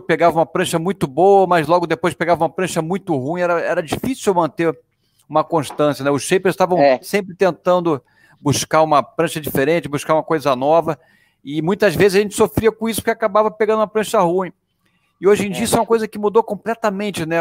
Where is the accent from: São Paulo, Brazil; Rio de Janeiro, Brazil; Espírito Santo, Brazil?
Rio de Janeiro, Brazil; eu sou do Rio de Janeiro